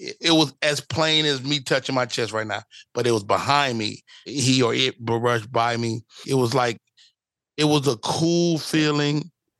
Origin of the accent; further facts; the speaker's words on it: Chicago, Illinois, United States; You know, growing up in Chicago, you really would be like, hey, man, stop playing.